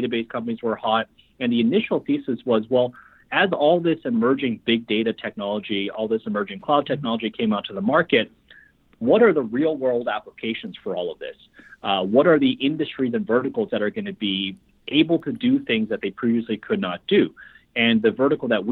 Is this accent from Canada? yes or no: yes; Vancouver, British Columbia, Canada; moved away as an adult; also born or lived in Shanghai, China; now in Toronto, Canada; Shanghai born, raised in Vancouver